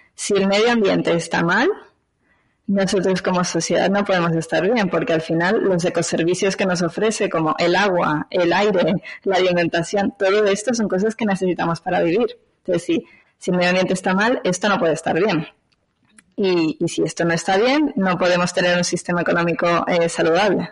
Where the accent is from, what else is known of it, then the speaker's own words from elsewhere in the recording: Venezuela; moved away as an adult; now in Barcelona, Spain; soy de Venezuela, eh, pero actualmente vivo en Barcelona hace unos 15 años, o sea que ya llevo mitad de mi vida aquí, mitad de mi vida allá